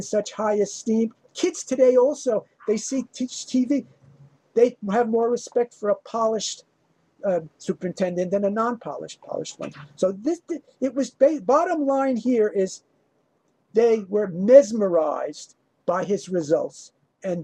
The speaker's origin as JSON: {"language": "English", "area": "South Shore, Long Island", "region": "New York", "country": "United States", "said": "I came from the South Shore, more middle class, poorer community."}